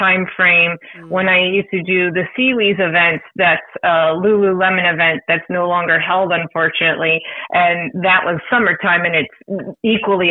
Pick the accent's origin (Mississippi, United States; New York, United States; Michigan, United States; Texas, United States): New York, United States; Buffalo; now in Virginia, United States; I grew up in Buffalo right on the border of Canada